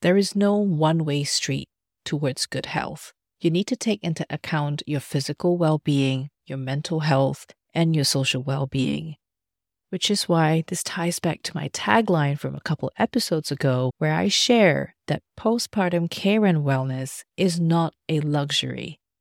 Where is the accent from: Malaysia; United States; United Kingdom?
Malaysia; also born or lived in Australia; now in Germany; Back in my home country, Malaysia